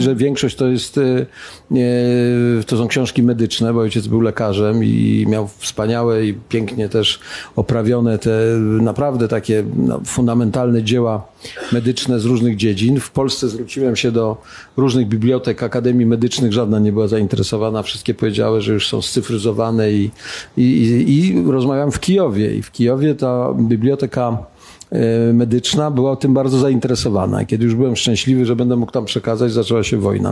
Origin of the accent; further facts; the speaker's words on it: Białogard, West Pomeranian Voivodeship, Poland; now in Warsaw, Poland; do mojego rodzinnego miasta. Gdybyście kiedyś odwiedzili Białogard